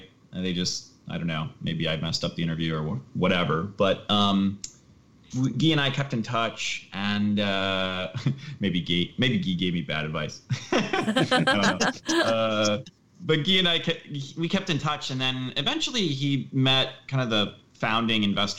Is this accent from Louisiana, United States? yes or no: no; Minnesota, United States; I grew up in Minnesota